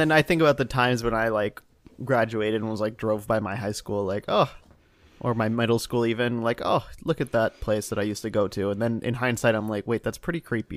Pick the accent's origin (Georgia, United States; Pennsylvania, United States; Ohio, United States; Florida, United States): Ohio, United States; moved away; also born or lived in Indiana; I'm from Ohio